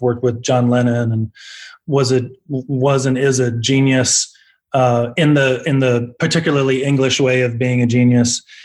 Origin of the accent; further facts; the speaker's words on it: Omaha, Nebraska, United States; moved away as an adult; now in Los Angeles, United States; we're from Omaha. We're an Omaha band